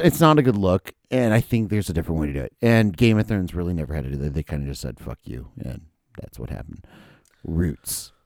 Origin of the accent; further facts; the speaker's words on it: Minnesota, United States; I was born in Minnesota